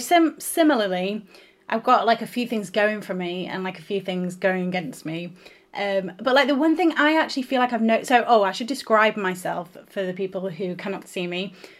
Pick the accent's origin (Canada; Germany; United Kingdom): United Kingdom; Northern England; accent: Northern; Or, like, when I was in London, people would think of me as, like, they could tell I was Northern, but like generic Northern